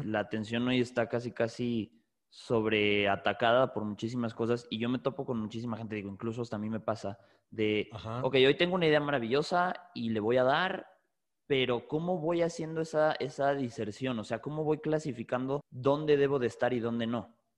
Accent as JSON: {"language": "Spanish", "country": "Mexico", "said": "tú y yo somos de México"}